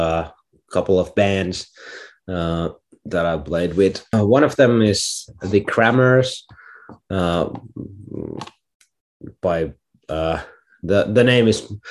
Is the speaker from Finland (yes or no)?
yes; Finland; I'm a artist from Finland